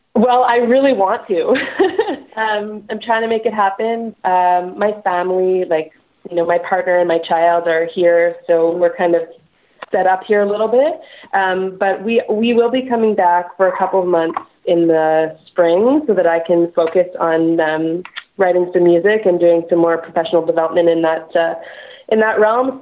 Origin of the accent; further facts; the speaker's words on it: Montreal, Quebec, Canada; moved away as an adult; now in Vancouver, Canada; Montreal, born and raised